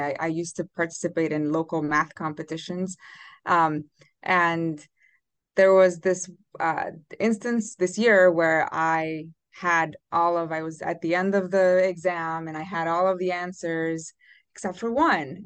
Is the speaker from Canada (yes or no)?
no; Romania; moved away; I'm originally from Romania